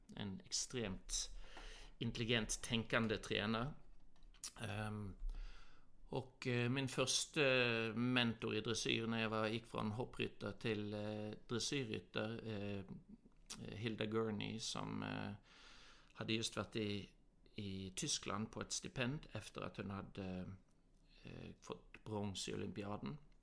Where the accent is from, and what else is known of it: Norway; born or raised there; moved away; also born or lived in Australia / Southern California, United States